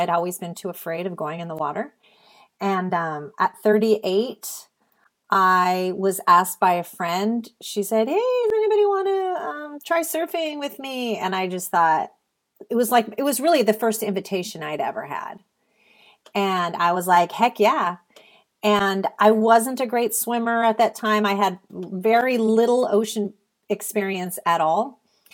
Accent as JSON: {"language": "English", "town": "Salinas", "region": "California", "country": "United States", "tie": "born or raised there", "said": "I grew up in the Salinas Valley, which is known in the central coast of California as the salad bowl of the world"}